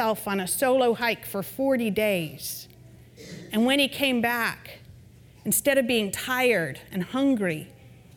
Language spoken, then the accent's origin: English; Vermont, United States; now in Texas, United States; I'm from Vermont